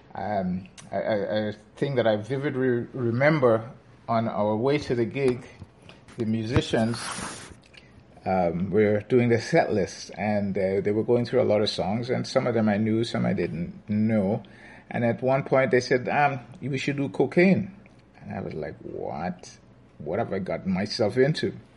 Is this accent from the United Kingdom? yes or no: no; Grenada; moved away as an adult; now in Toronto, Canada; I immigrated from Grenada where um, I spent my formative years in my dad's music store